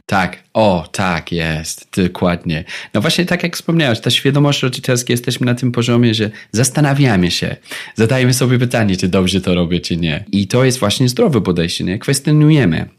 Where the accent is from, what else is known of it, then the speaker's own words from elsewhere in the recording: England, United Kingdom; Polish is a second language; now in Poland; Ja pochodzę właśnie z Wielkiej Brytanii